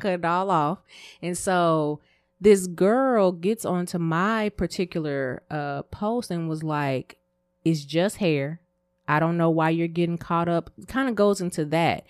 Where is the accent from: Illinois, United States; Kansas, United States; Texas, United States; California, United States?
Texas, United States; me growing up in Texas, I ain't gonna say where I grew up, um, I was normally the only black girl in my class